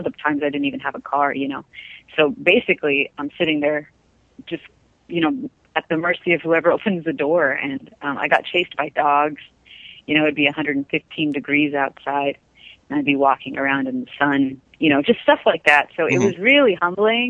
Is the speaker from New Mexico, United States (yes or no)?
yes; New Mexico, United States; I come from New Mexico.